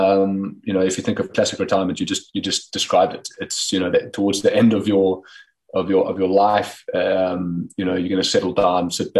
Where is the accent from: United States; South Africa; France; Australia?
South Africa; moved away as an adult; also born or lived in Pretoria, South Africa / Potchefstroom, South Africa; now in Netherlands; being a South African based overseas.